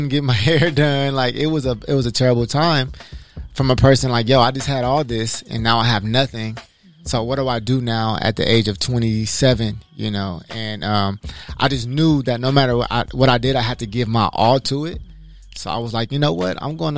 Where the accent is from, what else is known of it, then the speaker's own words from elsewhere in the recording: Los Angeles, California, United States; I'm from Los Angeles, California. I graduated from Inglewood High School